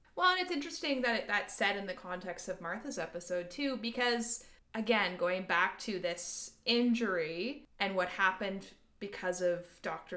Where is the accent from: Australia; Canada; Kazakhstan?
Canada; we're Canadian